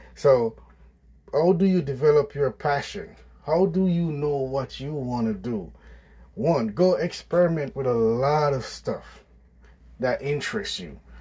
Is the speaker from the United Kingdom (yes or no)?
no; Jamaica; I grew up in Jamaica with my parents on a farm.